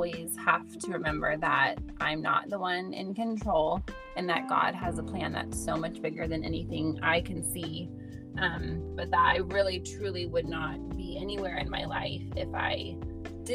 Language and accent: English; Idaho, United States; I grew up in Idaho